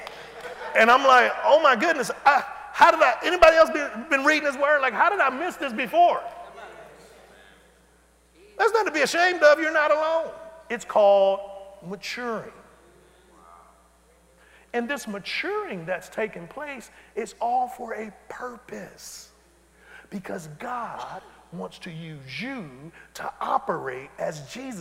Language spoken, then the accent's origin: English; Detroit, Michigan, United States; I'm from Detroit